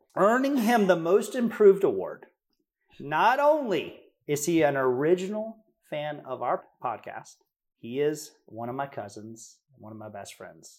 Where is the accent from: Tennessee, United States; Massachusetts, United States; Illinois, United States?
Tennessee, United States; we're from Tennessee.